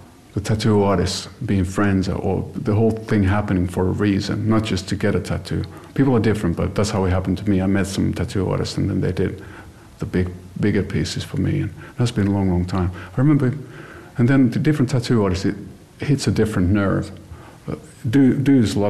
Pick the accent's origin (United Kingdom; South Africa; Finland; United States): Finland; I'm not American. B, I'm Finnish